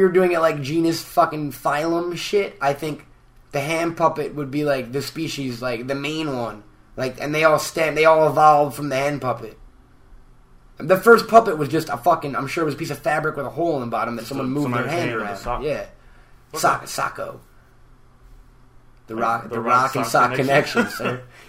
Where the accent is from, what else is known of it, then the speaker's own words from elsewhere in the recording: Peru; English is a second language; But in my native language, it's eh.